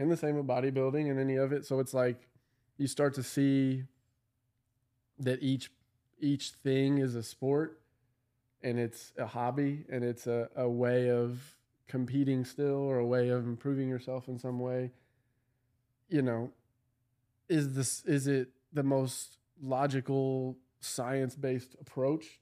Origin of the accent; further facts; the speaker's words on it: Louisville, Kentucky, United States; I'm from Louisville